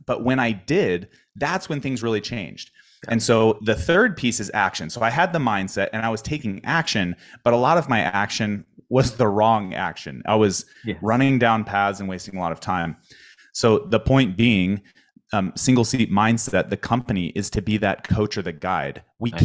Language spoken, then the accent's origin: English; Spokane, Washington, United States; moved away; my hometown so i grew up in spokane